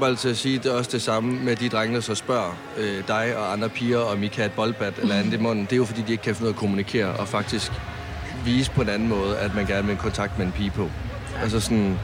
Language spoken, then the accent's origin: Danish; Varde, Southern Denmark, Denmark; hjemme, der hvor jeg kommer fra i Varde